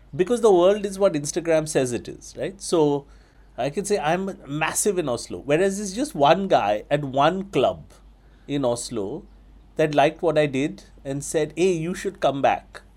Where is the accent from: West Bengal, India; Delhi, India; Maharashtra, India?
West Bengal, India; Kolkata; when I was growing up in Calcutta in nineteen eighty-nine